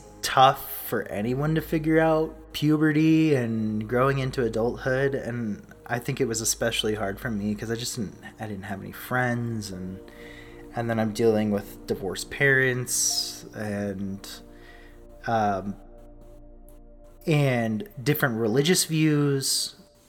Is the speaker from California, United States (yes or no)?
yes; Southern California, United States; now in Rexburg, Idaho, United States; I was born and raised in Southern California